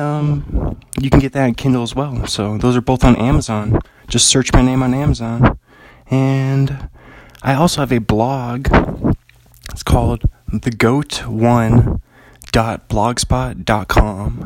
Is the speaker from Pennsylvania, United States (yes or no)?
no; Bothell, Washington, United States; now in Pullman, United States; I'm an author from Pullman, Washington. Well, originally from Bothell, Washington. But I live in Pullman right now